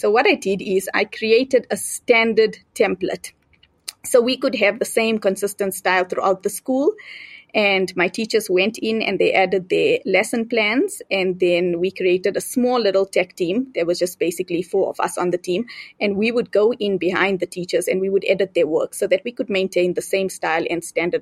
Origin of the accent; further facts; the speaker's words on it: South Africa; moved away as an adult; now in Zambia; I am originally from South Africa, but I moved to Zambia after I got married